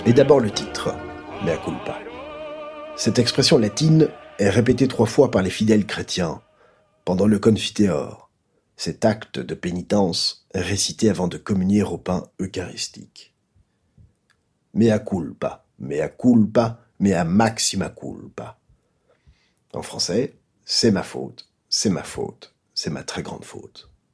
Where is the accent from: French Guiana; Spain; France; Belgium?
Belgium; Un type qui a un gros coup, c'est un déconnec chez nous en Belgique